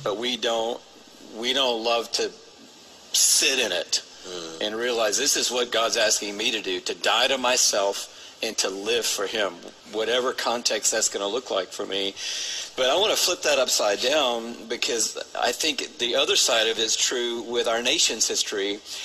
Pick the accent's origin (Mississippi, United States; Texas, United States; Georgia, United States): Georgia, United States; Atlanta; grow up in Atlanta